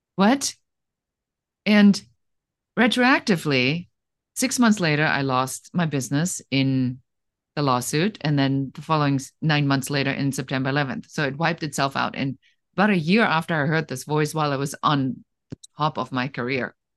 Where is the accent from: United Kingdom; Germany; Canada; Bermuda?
Germany; moved away; I am originally from Germany